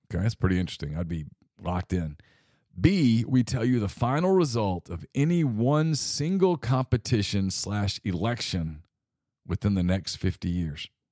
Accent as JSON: {"language": "English", "town": "Ruston", "region": "Louisiana", "country": "United States", "tie": "born or raised there", "also_born_or_lived": "Mobile, Alabama", "moved": "yes", "said": "when I was a boy growing up in Ruston"}